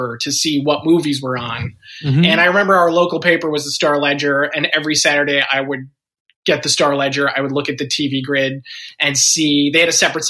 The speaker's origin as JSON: {"language": "English", "region": "New Jersey", "country": "United States", "said": "I'm from New Jersey."}